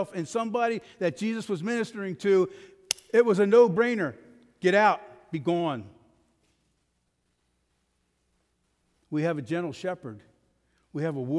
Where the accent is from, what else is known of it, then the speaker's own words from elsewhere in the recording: United States; We are American